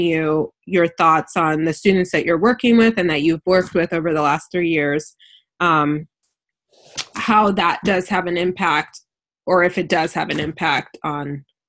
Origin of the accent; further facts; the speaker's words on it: Ann Arbor, Michigan, United States; I'm from Ann Arbor